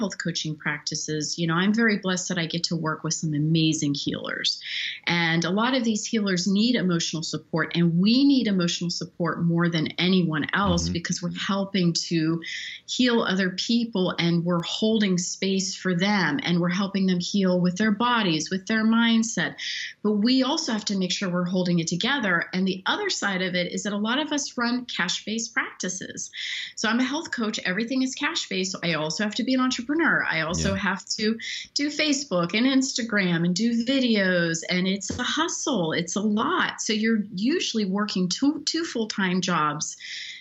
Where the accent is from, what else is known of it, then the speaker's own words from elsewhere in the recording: Pittsburgh, Pennsylvania, United States; moved away as an adult; now in New York City, United States; I come from Pittsburgh, Pennsylvania, from an island in the Ohio River